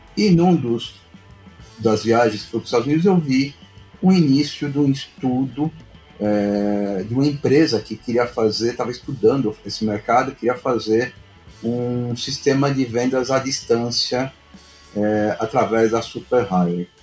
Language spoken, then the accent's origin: Portuguese; São Paulo, Brazil; lá perto de onde, onde eu nasci, lá no Bom Retiro